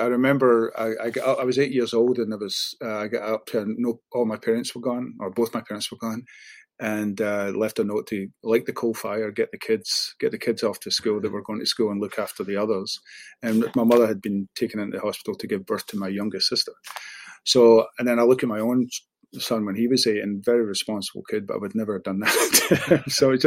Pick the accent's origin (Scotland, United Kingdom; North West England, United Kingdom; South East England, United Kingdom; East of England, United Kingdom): Scotland, United Kingdom; Glasgow; moved away as an adult; now in Houston, United States; I was born and raised in Postle Park and then moved to the Milton. So not the most salubrious parts of Glasgow